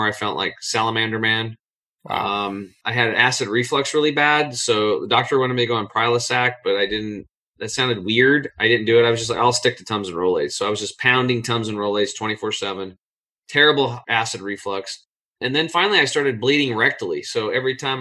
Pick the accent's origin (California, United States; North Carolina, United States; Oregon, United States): Oregon, United States; Eastern; born or raised there